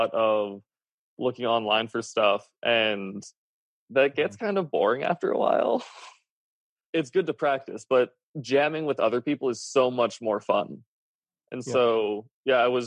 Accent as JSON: {"language": "English", "country": "Canada", "said": "I'm Canadian"}